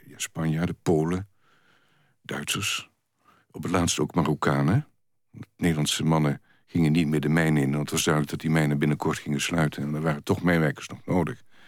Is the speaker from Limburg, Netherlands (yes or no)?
yes; Kerkrade, Limburg, Netherlands; kerkraden, waar in de middeleeuwen al... waar ik vandaan kom, mijnbouw was